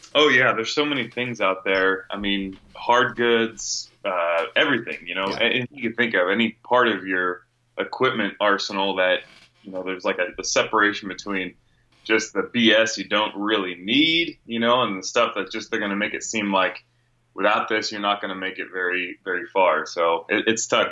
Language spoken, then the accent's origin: English; Northern California, United States; moved away as an adult; now in Phoenix, United States; I grew up, born and raised in Northern California